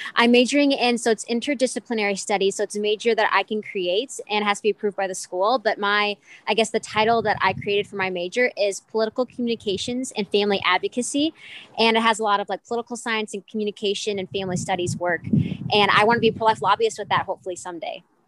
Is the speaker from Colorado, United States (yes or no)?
no; Minnesota, United States; I'm from Minnesota, and I go to school at the University of Northwestern in Saint Paul, Minnesota